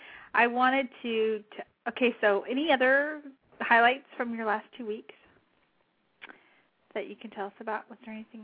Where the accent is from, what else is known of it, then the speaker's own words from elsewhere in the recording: New Mexico, United States; moved away; I grew up in New Mexico